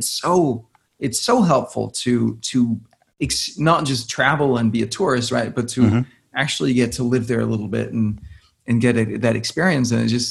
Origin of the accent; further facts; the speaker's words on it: Denmark; moved away as an adult; also born or lived in New York, United States / India; I grew up in Denmark.